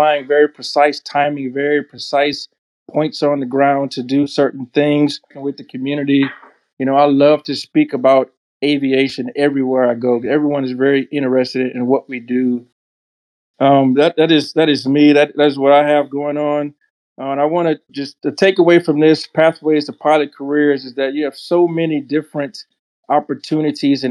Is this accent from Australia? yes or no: no; United States; I'm from the United States